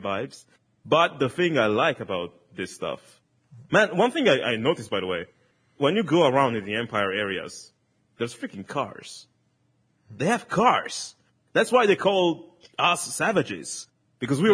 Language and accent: English; Italy; first language Italian; English is a second language; in Italian, which is my, my mother tongue